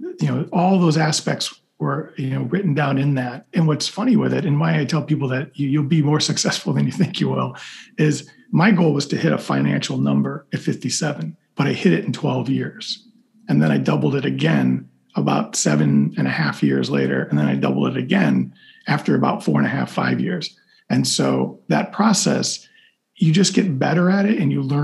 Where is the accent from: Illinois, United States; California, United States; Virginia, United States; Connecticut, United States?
Illinois, United States; Chicago; moved away as an adult; Growing up as a kid, I grew up in Chicago